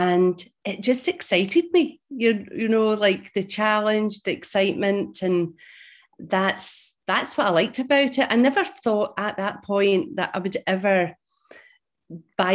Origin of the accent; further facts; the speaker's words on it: Glasgow, Scotland, United Kingdom; now in St Andrews, United Kingdom; I am Scottish. I was brought up in Glasgow and now living in a beautiful, beautiful place in Scotland East Coast called St Andrews